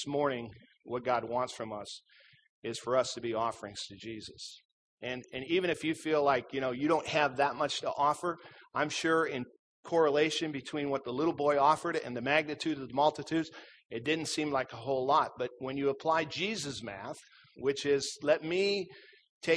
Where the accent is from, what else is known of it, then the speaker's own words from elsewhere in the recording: Minnesota, United States; I grew up in Minnesota